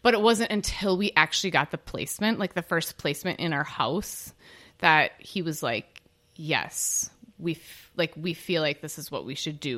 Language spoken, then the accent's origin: English; Oshkosh, Wisconsin, United States; I grew up in Oshkosh